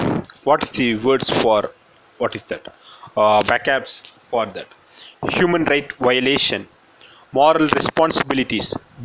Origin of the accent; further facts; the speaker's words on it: Theni, Tamil Nadu, India; English is a second language; I hail from Theni, a small town in Tamil Nadu.